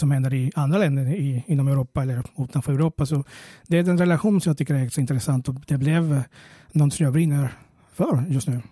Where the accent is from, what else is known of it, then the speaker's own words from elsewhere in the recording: Venezuela; now in Sweden; jag kommer från Venezuela från början